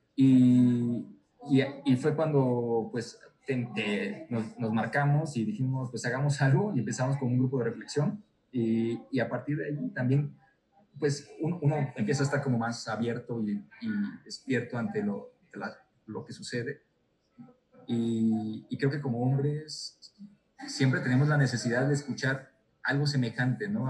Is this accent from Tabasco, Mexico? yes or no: yes; Tabasco, Mexico; soy tabasqueño